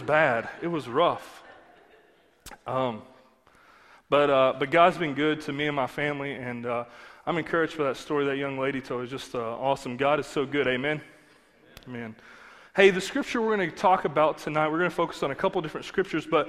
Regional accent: Eastern Kentucky, United States; accent: hillbilly slang; I'm from Eastern Kentucky, so if you notice this kind of hillbilly slang

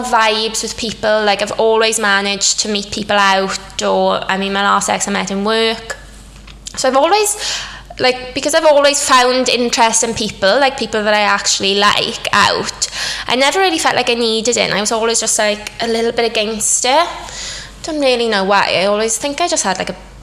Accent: Wales, United Kingdom; moved away as an adult; also born or lived in London; I'm Welsh obviously, but I've been living in London for 6 years now, but over lockdown obviously everything closed, so I moved back to Wales

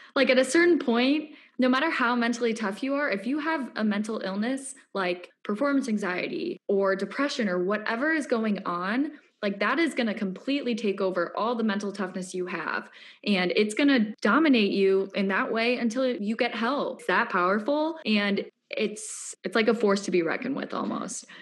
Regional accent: Lake Forest, Illinois, United States; moved away; I'm from Lake Forest, Illinois, which is a suburb north of Chicago.

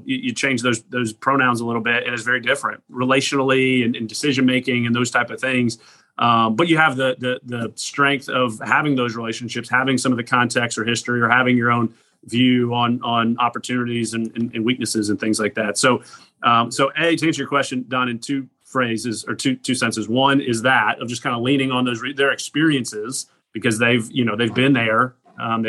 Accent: Lilburn, Georgia, United States; moved away as an adult; now in Clemson, United States; growing up in Gwinnett area. I loved it there

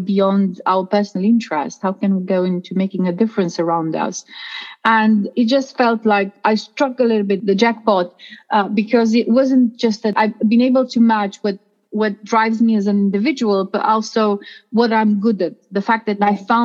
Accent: Romania; moved away; in my home country, in Romania

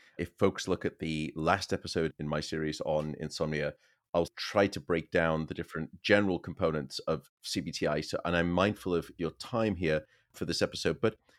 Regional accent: United Kingdom; I'm too British to be offended.

